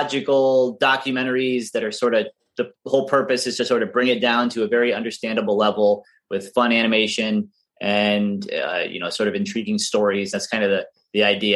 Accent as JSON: {"language": "English", "region": "Pennsylvania", "country": "United States", "tie": "born or raised there", "moved": "as an adult", "lives_now": "Florida, United States", "said": "I grew up in Pennsylvania"}